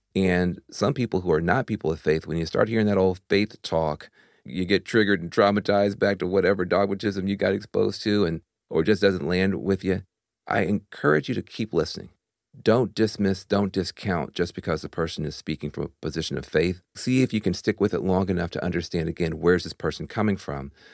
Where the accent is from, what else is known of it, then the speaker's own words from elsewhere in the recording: Tennessee, United States; I'm from Tennessee